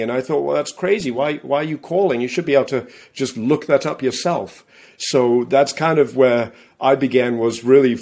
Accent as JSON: {"language": "English", "region": "England", "country": "United Kingdom", "moved": "yes", "lives_now": "Massachusetts, United States", "said": "I live in Massachusetts. I'm originally from England. That's where my accent comes from."}